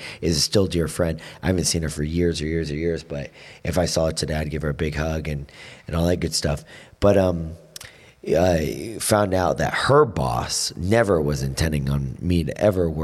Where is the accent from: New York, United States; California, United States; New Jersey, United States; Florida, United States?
Florida, United States; moved away as an adult; now in Vero Beach, United States; I grew up in the Panhandle where all my friends were from